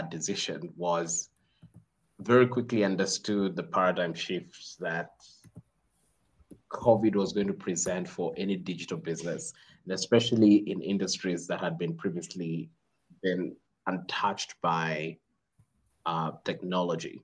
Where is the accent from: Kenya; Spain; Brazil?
Kenya; now in Rwanda; I am Kenyan